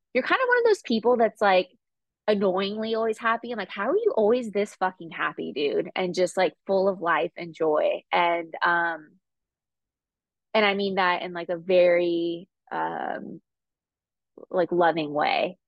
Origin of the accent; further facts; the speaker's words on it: California, United States; I'm from California